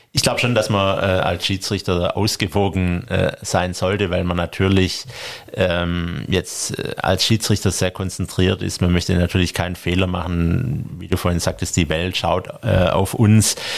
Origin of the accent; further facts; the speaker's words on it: Stuttgart, Baden-Württemberg, Germany; komme ich aus Stuttgart